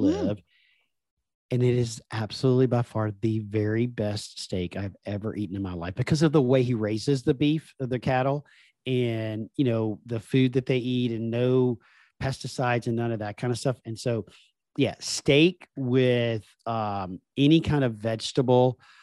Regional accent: Deep South, United States; accent: Southern; especially when my Southern accent comes out 'cause I grew up in the Deep South in the, the United States

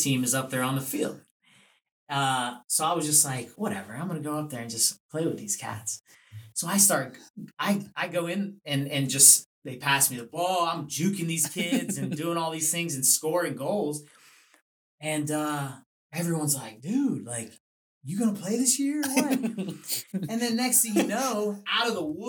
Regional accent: Florida, United States; now in Southwestern Pennsylvania, United States; growing up in Florida

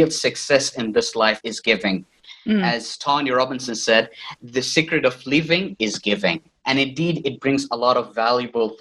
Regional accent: Riyadh, Riyadh Province, Saudi Arabia; moved away as an adult; now in Northern Cyprus; I was born and raised in Riyadh, Saudi Arabia

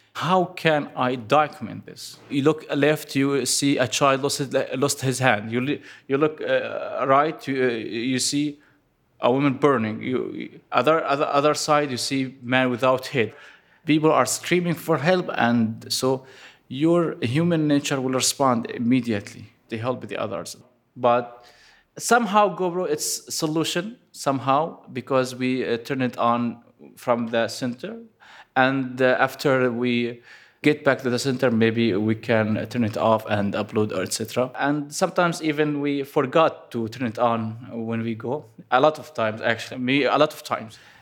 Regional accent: Aleppo, Aleppo Governorate, Syria; I am from Aleppo

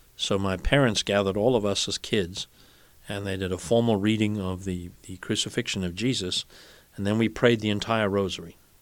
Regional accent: South Africa; now in United States; When I was growing up in South Africa, Ascension Thursday was a public holiday

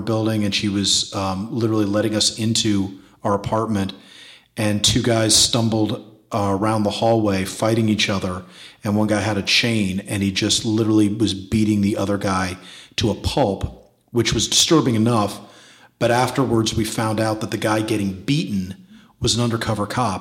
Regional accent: New York City, New York, United States; I was growing up in New York City in the 80s.

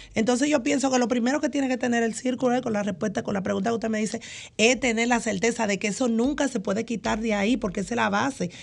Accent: San Pedro de Macorís, Dominican Republic; allá en San Pedro de Macorís, precisamente de donde yo soy, de Porvenir

